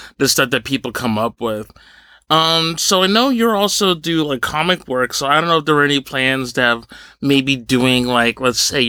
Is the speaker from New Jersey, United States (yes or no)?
yes; New Jersey, United States; I grew up in Jersey, and Clifton, New Jersey